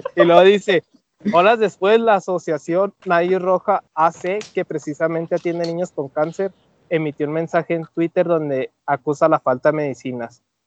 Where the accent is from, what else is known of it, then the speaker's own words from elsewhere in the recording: Mexico; cómo somos los mexicanos